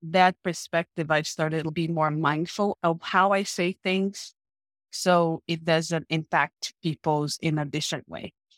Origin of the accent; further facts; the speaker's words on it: Paraíba, Brazil; English is a second language; moved away as an adult; now in United States; I am from a small town in Brazil, located, like, on the northeast of Brazil, called State of Paraíba